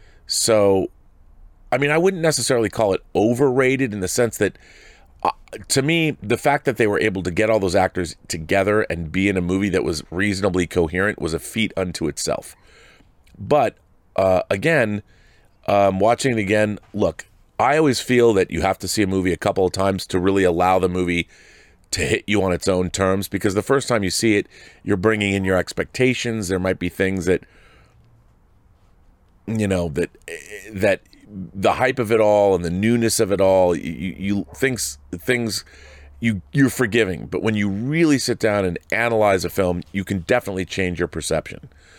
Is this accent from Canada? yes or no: yes; Regina, Saskatchewan, Canada; I went to see a play at the Globe Theater in my hometown of, is it Regina, Saskatchewan, called The Alice Nocturne